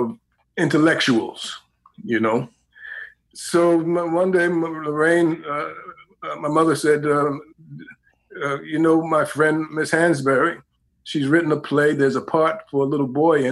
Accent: New York City, New York, United States; moved away as an adult; also born or lived in Harlem; now in California, United States; I was born in Harlem, but raised in Greenwich Village

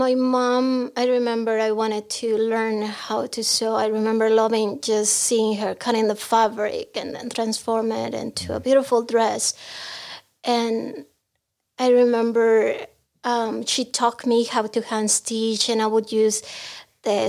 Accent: Tijuana, Baja California, Mexico; English is a second language; moved away as an adult; also born or lived in Mexico City; now in United States; I'm from Mexico. I was born in Mexico City, but I grew up in Tijuana

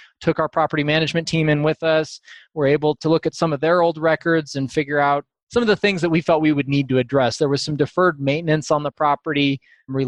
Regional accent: Boise, Idaho, United States; now in Denver, United States; I grew up in Idaho, just outside of Boise on a family farm there

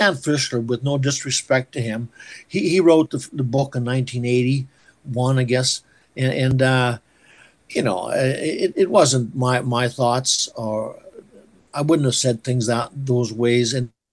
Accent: Waldheim, Saskatchewan, Canada; moved away; I was born in Waldheim. I grew up for a few years there.

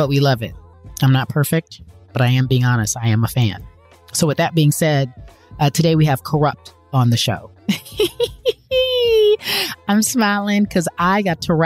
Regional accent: Pasadena, California, United States; also born or lived in Los Angeles; I'm from LA. I grew up in Pasadena, but, you know, went to UCLA, born and raised

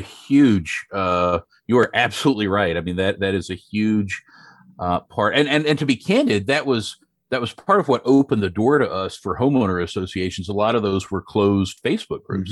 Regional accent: Western North Carolina, United States; I grew up in a, a very rural, uh, community, a farming community, uh, in Western North Carolina

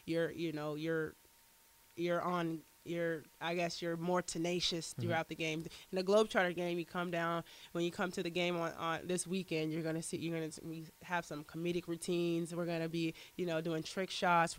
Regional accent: Colorado Springs, Colorado, United States; I'm from Colorado Springs. Okay. So, you know, I have to stick with the hometown team, with the Nuggets.

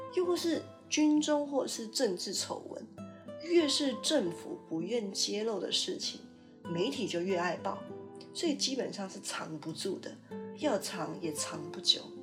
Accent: Taiwan; moved away as an adult; now in Canada; 就像我因为其他私人的条件因素必须常年待在加拿大，也不会让我觉得我自己就变成一个加拿大人啊，我还是一个台湾人，只是住在加拿大而已

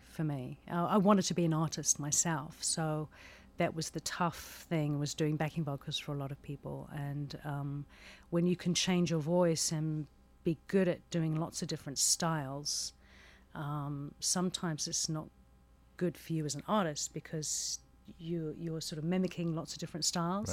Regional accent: New Zealand; born or raised there

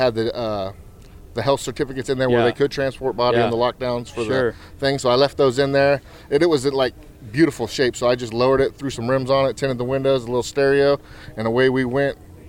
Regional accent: Austin, Texas, United States; I'm from Austin, Texas.

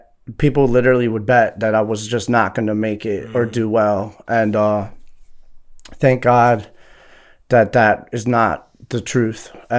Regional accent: Jessup, Maryland, United States; also born or lived in Laurel, Maryland / Baltimore, Maryland; I grew up in Howard County, Maryland, and I currently reside in Baltimore, Maryland, Northeast.

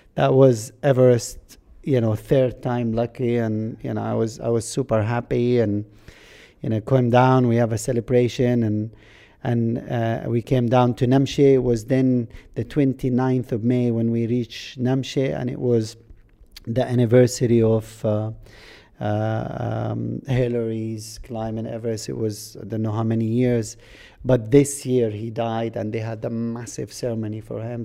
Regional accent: Jordan; first language Arabic; English is a second language; moved away as an adult; also born or lived in Kuwait / Scotland; I came out from Jordan, I went to Britain

